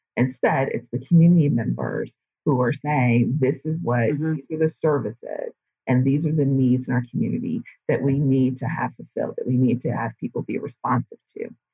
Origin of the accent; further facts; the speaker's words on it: Midwest, United States; also born or lived in Hawaii / Alaska / Washington State; now in Tempe, United States; I'm originally from the Midwest